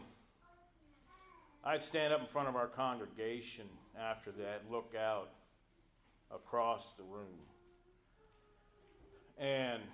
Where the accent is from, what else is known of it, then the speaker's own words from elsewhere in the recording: South Carolina, United States; I'm from South Carolina.